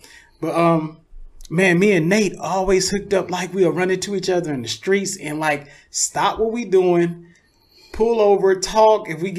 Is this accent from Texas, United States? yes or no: no; Louisiana, United States; born there; Like I told you, I was born in Louisiana.